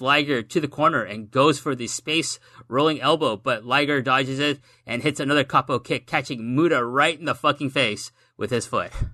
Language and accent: English; Canada; we're Canadian